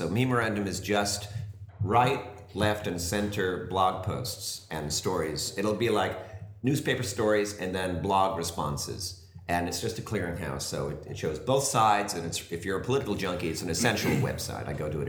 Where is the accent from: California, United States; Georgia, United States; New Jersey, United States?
New Jersey, United States; When I grew up in New Jersey